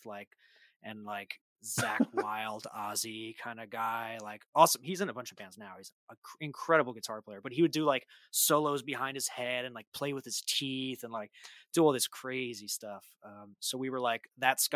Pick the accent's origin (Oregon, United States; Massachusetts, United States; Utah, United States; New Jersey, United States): New Jersey, United States; moved away as an adult; also born or lived in Washington, D.C.; I grew up in Jersey